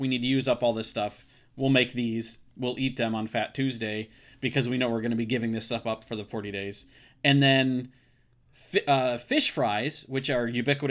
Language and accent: English; Michigan, United States; But right, no, I grew up in Michigan.